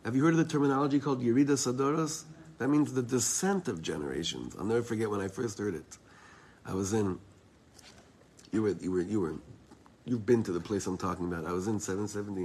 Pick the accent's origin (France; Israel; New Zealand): Israel; I'm from Eretz Yisrael.